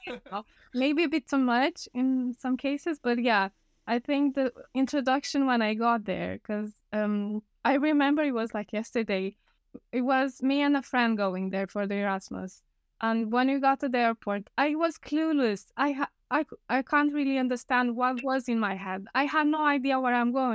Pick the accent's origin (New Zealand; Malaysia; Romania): Romania; Moldavia; English is a second language; moved away as an adult; also born or lived in Bucharest, Romania / Portugal; now in Leamington Spa, United Kingdom; I'm from Romania. I'm from a really small town. It's called Moldovan County, let's say, but it's not actually Moldova